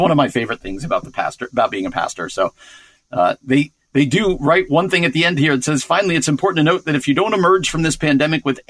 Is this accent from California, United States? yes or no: no; New Jersey, United States; my home state of New Jersey